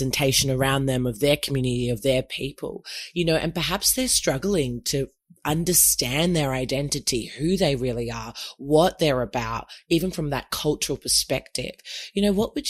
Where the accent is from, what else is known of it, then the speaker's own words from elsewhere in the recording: Australia; I'm half Nigerian and obviously born and raised in Oz